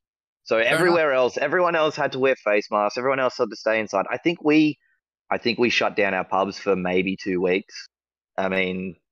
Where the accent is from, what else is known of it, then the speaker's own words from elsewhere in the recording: Australia; I'm Australian.